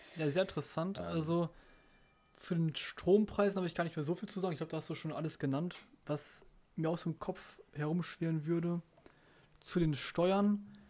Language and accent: German; Germany; bei uns in Deutschland